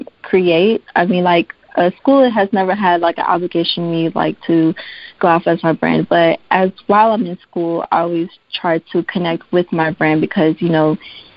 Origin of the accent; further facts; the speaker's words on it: Dallas, Texas, United States; moved away; I'm actually originally from Dallas, Texas